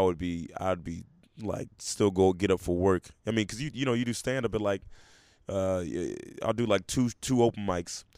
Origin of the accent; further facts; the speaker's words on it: Memphis, Tennessee, United States; also born or lived in Portland, Oregon; I was raised most of my adolescence in Memphis, Tennessee